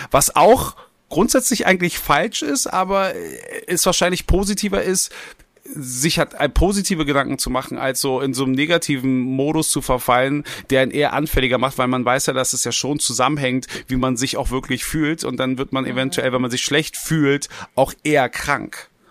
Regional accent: Berlin, Germany; ich als als gebürtiger Westberliner

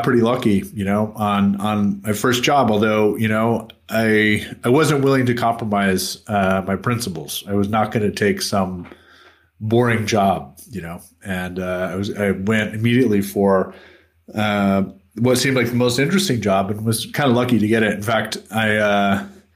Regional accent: United States; moved away; I grew up in the United States

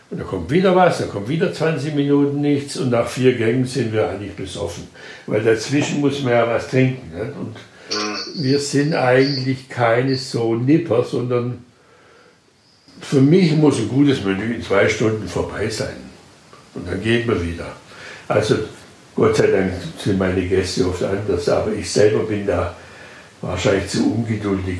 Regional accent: Schwäbisch Gmünd, Baden-Württemberg, Germany; ich komme aus einer katholischen Stadt, Schwäbisch Gmünd

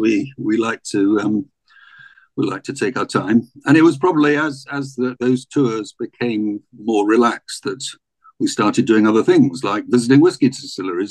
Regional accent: Scottish Borders, Scotland, United Kingdom; I was brought up in the borders of Scotland, about an hour south of Edinburgh

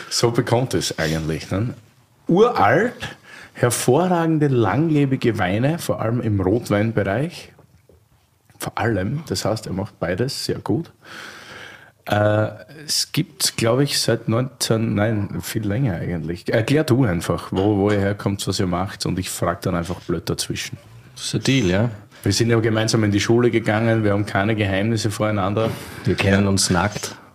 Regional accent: Styria, Austria; ihr Steirer seid, wie ich

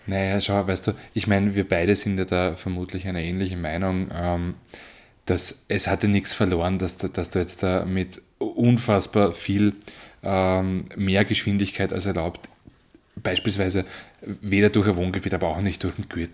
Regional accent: Marchfeld, Lower Austria, Austria; ich bin ja im Machfeld aufgewachsen

